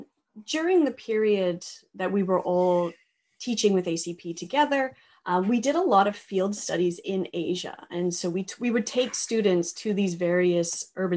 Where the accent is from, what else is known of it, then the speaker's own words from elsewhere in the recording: Saskatoon, Saskatchewan, Canada; born there; also born or lived in Hong Kong; So I was born here in Canada in Saskatoon, Saskatchewan, but moved to Hong Kong with my family in the early 1990s.